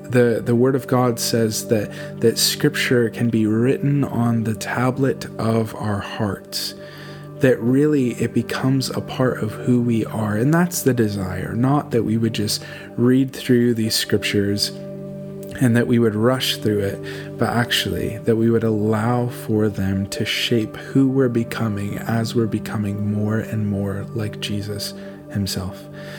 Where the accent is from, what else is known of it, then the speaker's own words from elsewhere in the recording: California, United States; moved away as an adult; now in Portsmouth, United Kingdom; I'm from California, born and raised. My wife Laura and I moved here in November with our 6 children